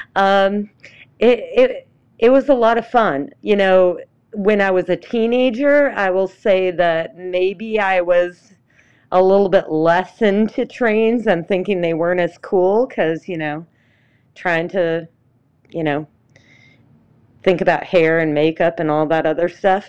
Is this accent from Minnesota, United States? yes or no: yes; Minnesota, United States; also born or lived in Atlanta area; now in Atlanta, United States; my hometown is, um, up in Minnesota, in a very remote part of it